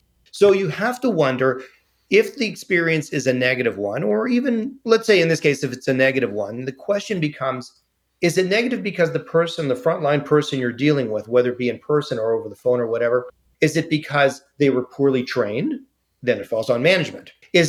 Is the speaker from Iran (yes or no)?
no; Canada; I'm saying thank you because I'm Canadian.